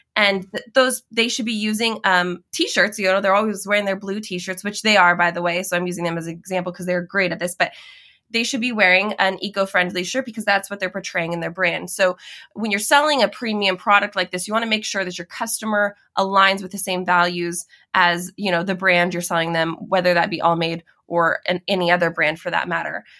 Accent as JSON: {"language": "English", "region": "Washington", "country": "United States", "tie": "born or raised there", "moved": "yes", "lives_now": "Oregon, United States", "said": "I grew up in Washington, just, you know, a border away, a state away"}